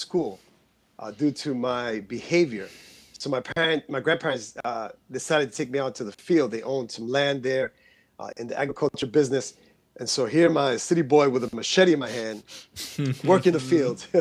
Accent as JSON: {"language": "English", "town": "New York City", "region": "New York", "country": "United States", "tie": "born or raised there", "said": "I was born in Queens, New York."}